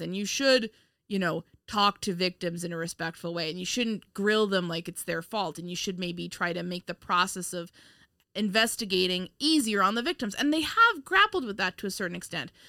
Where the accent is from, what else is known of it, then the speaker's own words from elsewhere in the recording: Westchester, New York, United States; I'm from Westchester